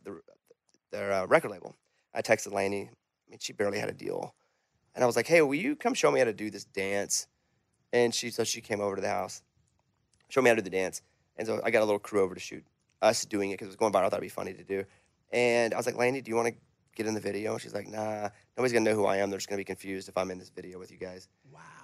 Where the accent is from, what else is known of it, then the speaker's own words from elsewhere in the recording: Arkansas, United States; I'm from Arkansas